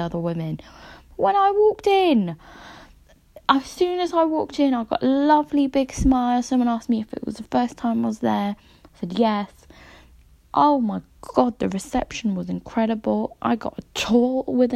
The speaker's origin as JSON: {"language": "English", "region": "London", "country": "United Kingdom", "said": "I am from London."}